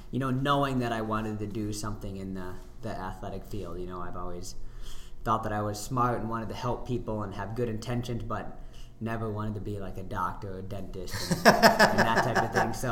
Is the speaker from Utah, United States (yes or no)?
no; Tea, South Dakota, United States; I'm from Tea as well, um, in the Sioux Falls area